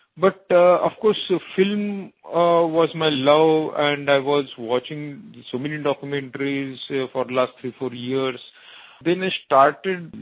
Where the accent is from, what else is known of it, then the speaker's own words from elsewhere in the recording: Mumbai, Maharashtra, India; I am from Mumbai in India